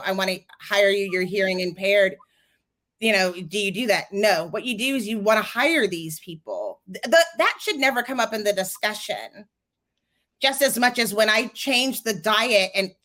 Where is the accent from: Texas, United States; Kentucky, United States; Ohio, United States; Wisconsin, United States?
Texas, United States; I'm from Texas